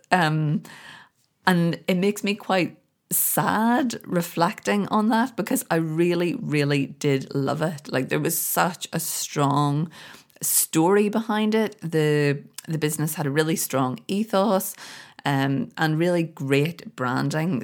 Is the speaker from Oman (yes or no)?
no; Belfast, Northern Ireland, United Kingdom; moved away; here in Belfast. I'm over visiting my family and friends for the first time in a very, very long time. I feel so great to be back. I grew up here